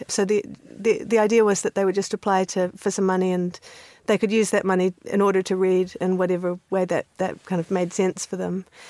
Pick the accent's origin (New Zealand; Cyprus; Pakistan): New Zealand; moved away; also born or lived in Canada; I grew up in New Zealand. So I was born in Canada and then came to New Zealand when I was six years old